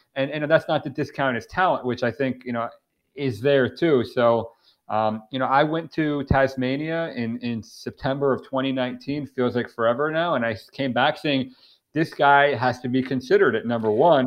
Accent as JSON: {"language": "English", "town": "Miami", "region": "Florida", "country": "United States", "tie": "born or raised there", "said": "I'm from, I'm born and raised in Miami"}